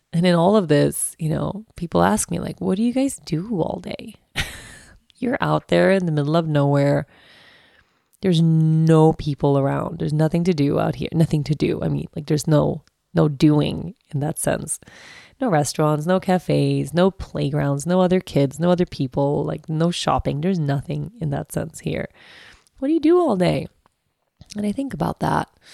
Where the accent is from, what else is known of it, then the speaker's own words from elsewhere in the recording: Sweden; accent: Swedish; moved away; also born or lived in Aruba; In Sweden, people, since the dawn of time, okej, I grew up with this.